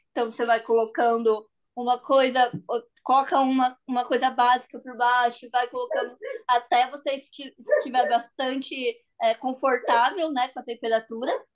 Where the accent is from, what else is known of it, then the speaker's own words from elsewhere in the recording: Brazil; now in Rome, Italy; eu sou brasileira